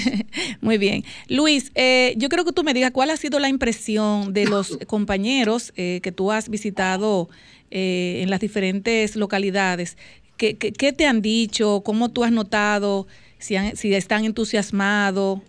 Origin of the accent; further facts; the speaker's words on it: southern Dominican Republic, Dominican Republic; Los sureños comemos mucho